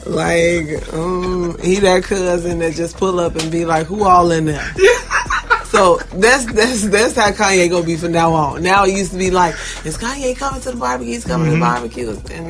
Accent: Chicago, Illinois, United States; I'm from Chicago, because I'm a Chicagoan. Forever.

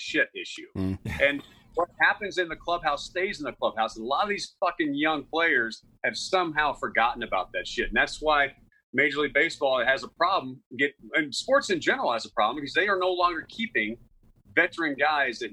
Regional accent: Texas, United States; I grew up in Texas. And in Texas, it was football and baseball

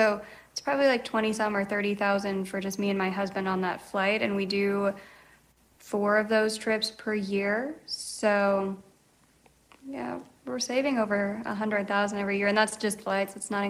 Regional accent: Philippines; I'm Filipina, so a lot of people ask me through Instagram, hey, what's the best way to get to the Philippines on points?

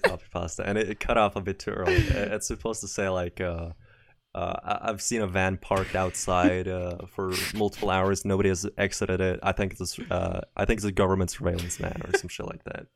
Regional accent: Norway; I'm not from America, I'm from, from Norway.

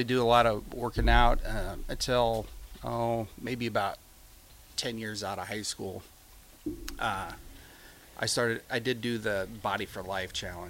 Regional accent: Jackson, Nebraska, United States; I grew up in Northeast Nebraska in a little town called Jackson. It's up in Dakota County. And Jackson, being a real small town, they don't have a high school. So I actually went to high school in Homer, Homer Knights.

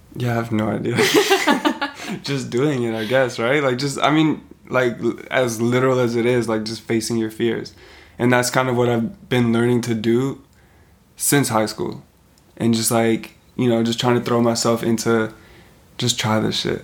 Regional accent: Vancouver, British Columbia, Canada; where we grew up in Vancouver.

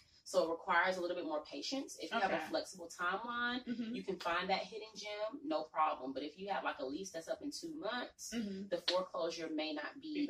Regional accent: Atlanta, Georgia, United States; But growing up in Atlanta, this is not old Atlanta.

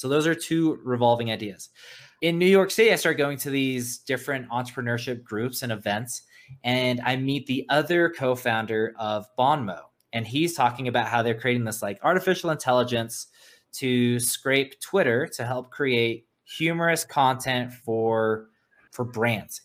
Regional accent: South Africa; now in United States; I'm originally from South Africa, a, an immigrant. And when we came to America, we had no money at all.

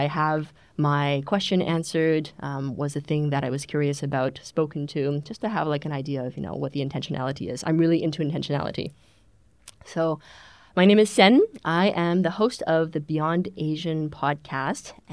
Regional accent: Canada; also born or lived in China; now in Germany; I am a serial immigrant. I was born in China, grew up in Canada, grew up in English Canada and French Canada, and I came to Germany nearly 10 years ago.

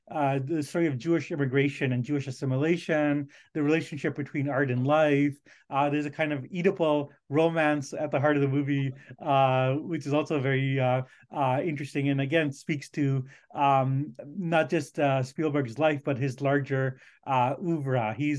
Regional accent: India; born there; partially because it was set in India, and I was born in India, and I wasn't terribly happy with the representation my people were getting.

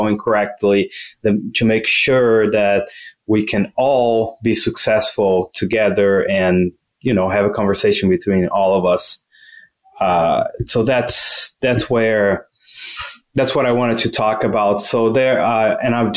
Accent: Brazil; moved away as an adult; also born or lived in Louisiana, United States / New Hampshire, United States; now in United States; I am originally from Brazil

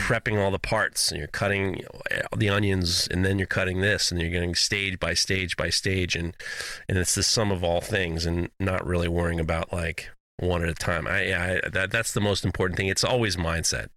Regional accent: New York, United States; Growing up in New York

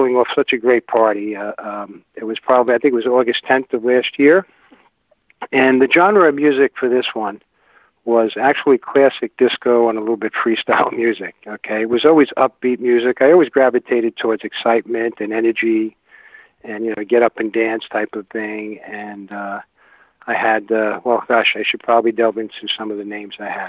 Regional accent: New York City, New York, United States; also born or lived in Manhattan, New York City; I was born in Manhattan, in the Big Apple, New York City, many moons ago

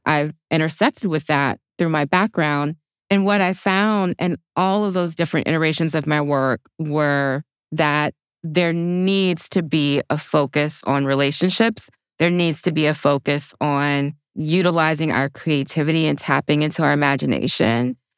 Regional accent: Opelousas, Louisiana, United States; I grew up in a small town called Opelousas, Louisiana.

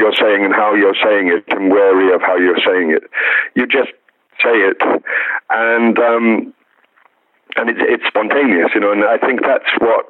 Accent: Wales, United Kingdom; I was brought up in the Christian faith. So I was, I went to chapel in Wales until I was a teenager

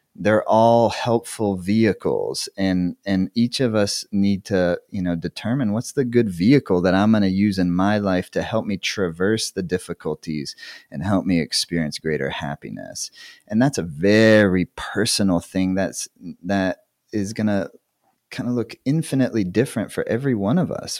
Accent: South Carolina, United States; moved away as an adult; also born or lived in Tennessee; I grew up in the Southeast United States in the eighties

